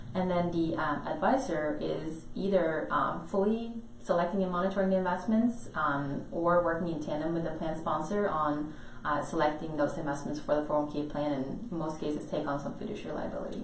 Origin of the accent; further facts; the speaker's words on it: Norway; moved away; I'm from Norway originally